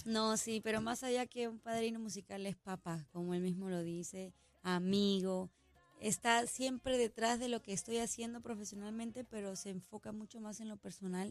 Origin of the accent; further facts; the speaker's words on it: Peru; en mi país hay un montón